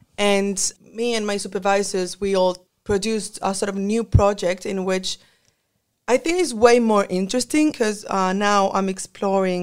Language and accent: English; Chile; moved away as an adult; now in Australia; I am from Chile, and I am a mestiza